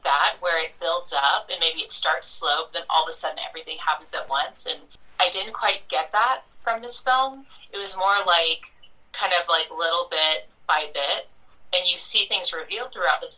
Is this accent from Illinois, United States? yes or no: no; Mississippi, United States; moved away; I'm from Mississippi originally